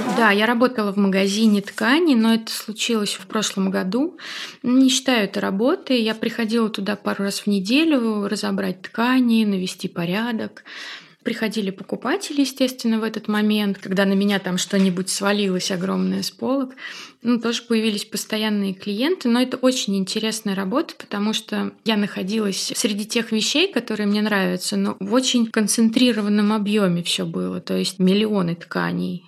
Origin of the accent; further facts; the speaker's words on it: Tolyatti, Samara Oblast, Russia; moved away as an adult; now in Saint Petersburg, Russia; я на Волге выросла